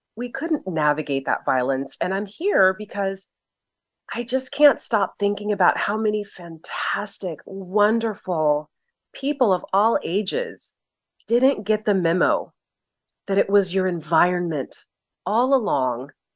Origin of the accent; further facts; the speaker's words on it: Southern California, United States; I'm from Southern California